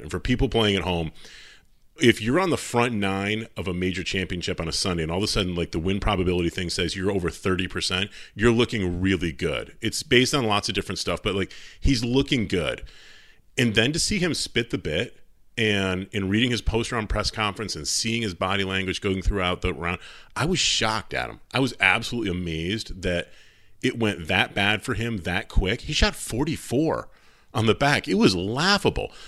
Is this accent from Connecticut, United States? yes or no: yes; Travelers, Connecticut, United States; at Travelers, because I'm always pimping out my, my hometown tournament